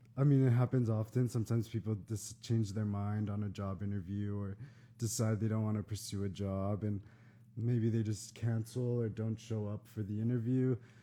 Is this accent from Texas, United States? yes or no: yes; San Antonio, Texas, United States; now in Austin, United States; I kind of chose to move to Austin after college because it's close to my hometown.